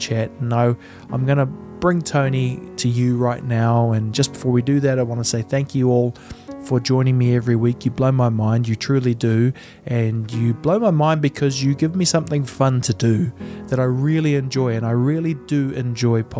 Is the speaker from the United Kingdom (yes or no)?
no; New Zealand; I'm from New Zealand